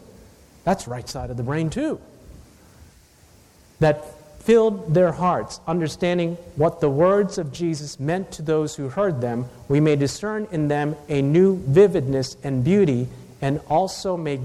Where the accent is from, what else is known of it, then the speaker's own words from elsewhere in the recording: Takoma Park, Maryland, United States; even though I'm Asian, I was born in the West, Tacoma Park, Maryland